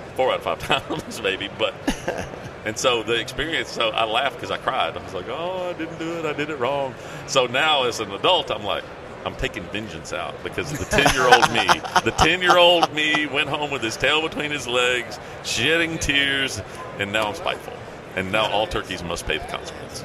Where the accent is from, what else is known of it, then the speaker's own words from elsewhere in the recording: Tennessee, United States; somebody from Tennessee